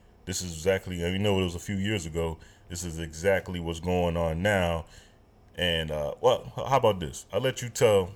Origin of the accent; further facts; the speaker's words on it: Chicago, Illinois, United States; I'm from Chicago